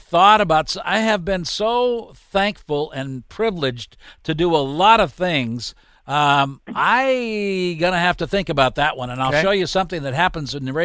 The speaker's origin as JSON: {"language": "English", "town": "Los Angeles", "region": "California", "country": "United States", "tie": "born or raised there", "said": "I grew up in Los Angeles, California, in the San Fernando Valley"}